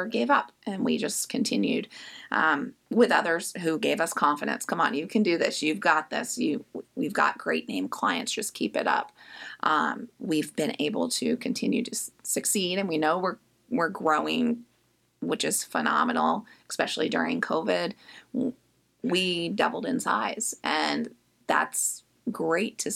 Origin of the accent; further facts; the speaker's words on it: Indianapolis, Indiana, United States; now in Richmond, United States; I actually am not from Richmond, Virginia. I'm from Indianapolis.